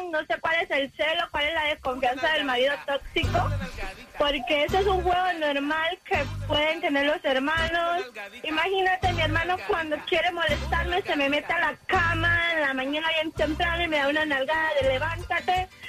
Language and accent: Spanish; Cuba; Mira, yo pienso que eso es cultural más que todo porque nosotros somos cubanos.